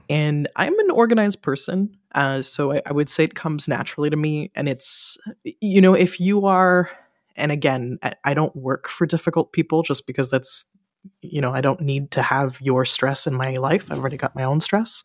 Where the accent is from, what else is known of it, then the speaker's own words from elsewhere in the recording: Ottawa, Ontario, Canada; now in Montreal, Canada; my hometown, so in Ottawa